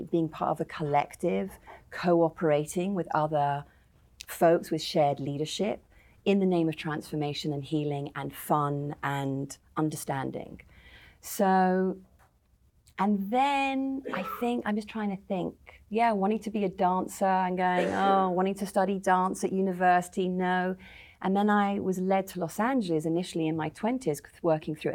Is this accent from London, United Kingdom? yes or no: yes; London, United Kingdom; I grew up in the North London Jewish suburbs